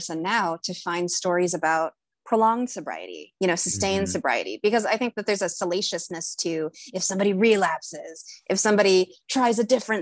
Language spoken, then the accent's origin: English; Fort Smith, Arkansas, United States; moved away as an adult; now in Chicago, United States; I'm currently visiting my parents in Arkansas. I'm in my hometown right now